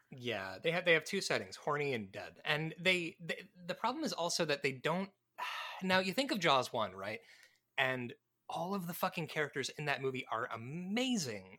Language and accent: English; Midwest, United States; moved away; also born or lived in Tennessee; I grew up in the Midwest